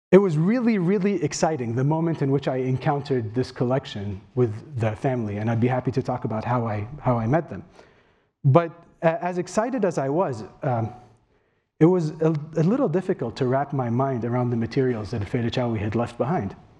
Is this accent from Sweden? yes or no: no; Kuwait; I'm from Kuwait